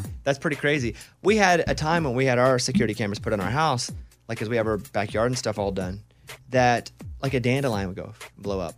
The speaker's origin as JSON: {"language": "English", "region": "Arkansas", "country": "United States", "tie": "born or raised there", "said": "I grew up in Arkansas"}